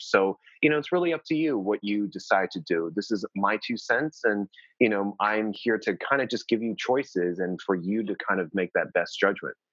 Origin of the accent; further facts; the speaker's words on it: New Jersey, United States; I'm from New Jersey originally, so we can have really cold, uh, cold winters.